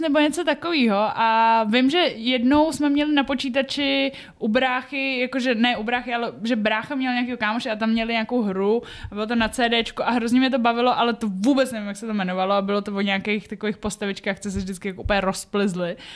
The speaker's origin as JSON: {"language": "Czech", "country": "Czechia", "tie": "born or raised there", "said": "když jsem byla dítě tady v Čechách"}